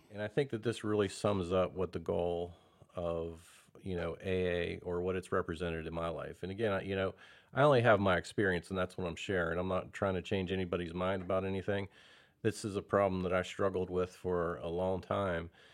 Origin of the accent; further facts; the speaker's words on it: Belle Vernon, Pennsylvania, United States; now in Prosper, United States; I'm from, uh, a place called Bell Vernon, Pennsylvania originally.